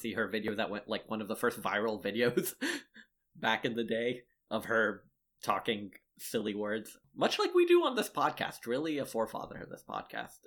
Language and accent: English; Lexington, South Carolina, United States; born or raised there